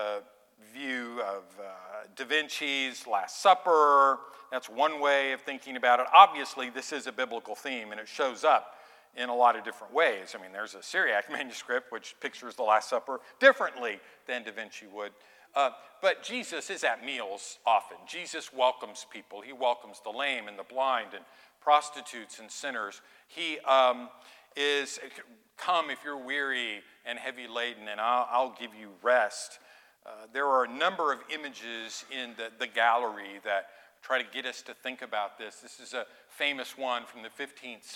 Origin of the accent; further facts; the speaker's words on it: Oildale, California, United States; I'm from Oildale. My grandma lived behind … ma